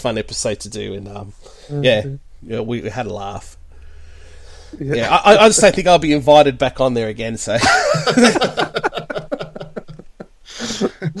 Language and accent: English; Australia; I'm the Aussie version of Andy